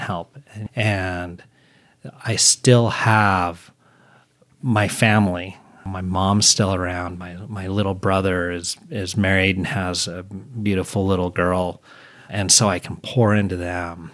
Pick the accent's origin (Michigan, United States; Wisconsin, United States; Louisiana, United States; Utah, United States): Utah, United States; I grew up here in Utah